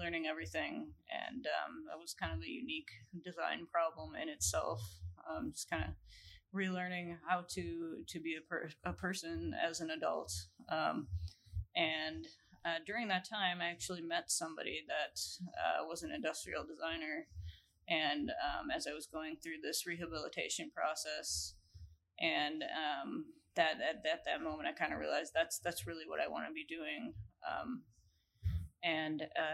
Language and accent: English; Grafton, Wisconsin, United States; I am originally from southeastern Wisconsin, Grafton area, and I grew up